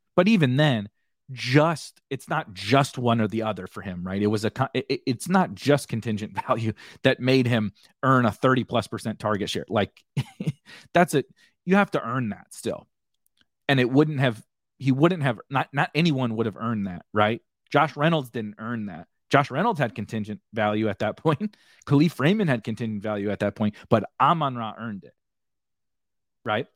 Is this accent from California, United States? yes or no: no; St. Louis, Missouri, United States; I'm from St. Louis